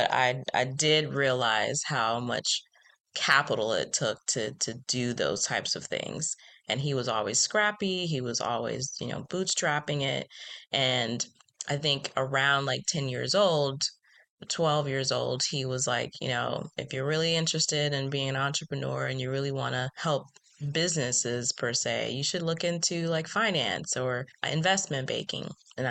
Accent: Jacksonville, Florida, United States; I grew up and was born in Jacksonville, Florida. But when I was two, we

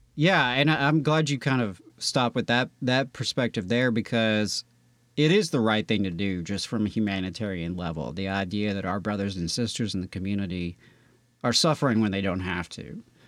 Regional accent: Meridian, Mississippi, United States; now in Alabama, United States; we may have a hometown in common uh, because I'm from Meridian, Mississippi

